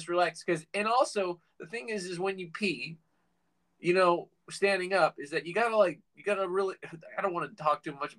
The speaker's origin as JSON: {"language": "English", "region": "Virginia", "country": "United States", "tie": "born or raised there", "moved": "yes", "said": "I grew up in Virginia"}